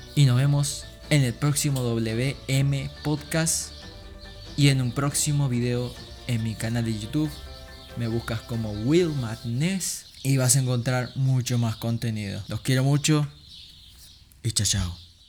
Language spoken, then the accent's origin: Spanish; Uruguay; siendo un uruguayo común y corriente cristiano